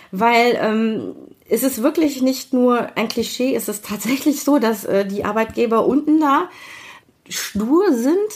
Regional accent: Kiel, Schleswig-Holstein, Germany; Ja, kommt daher, ich bin gebürtig aus Kiel

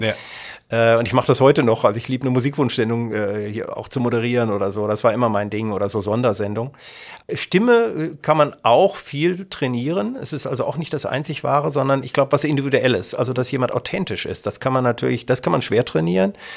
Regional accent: Kassel, Hesse, Germany; also born or lived in Detmold / Siegen; now in Essen, Germany; Kassel, wo ich geboren bin und, und hier aufgewachsen bin

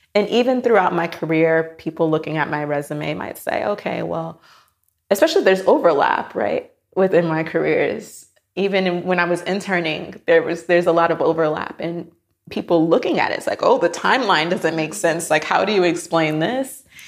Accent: Miami, Florida, United States; moved away as an adult; I am from Miami, Florida.

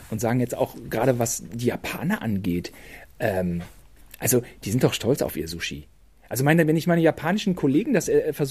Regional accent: Germany; wir äh, als Deutsche

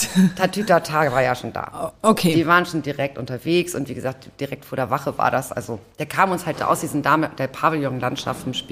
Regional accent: Hamburg, Germany; Ich bin tatsächlich geboren in Othmarschen, dann Blankenese Othmarschen äh, hin und her gezogen, dann ähm, genau und dann zum Schluss Rissen

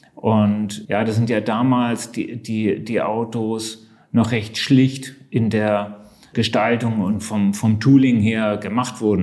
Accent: Hamburg, Germany; moved away; ich bin Hamburger äh, und begeisterter Hamburger, liebe diese Stadt äh, und besuche sie sehr oft.

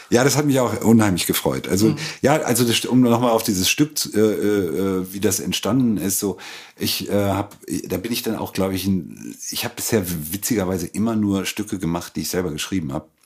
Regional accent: Lingen, Lower Saxony, Germany; Ganz nah der holländischen Grenze aus dem Emsland, aus hm? Lingen-Ems.

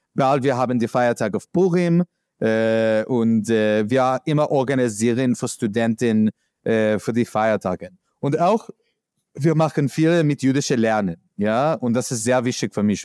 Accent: New York, United States; German is a second language; moved away as an adult; now in Berlin, Germany; ich komme aus New York

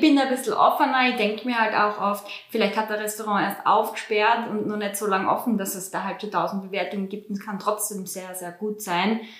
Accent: Austria; bei uns in Österreich

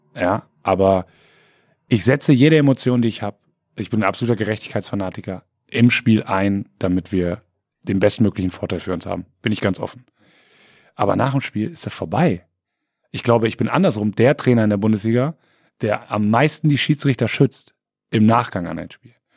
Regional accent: Siegen, North Rhine-Westphalia, Germany; also born or lived in Delmhorst; now in Bremen, Germany; ich bin ja Siegerländer, wo wir gerade bei Geburtsorten waren. Ne? Ich komme aus Siegen, habe dann lange in Delmhorst gelebt und jetzt in Bremen.

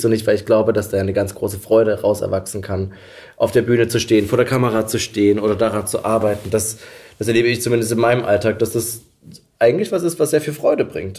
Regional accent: near Dresden, Saxony, Germany; Ich komme ja eigentlich aus der Nähe von Dresden.

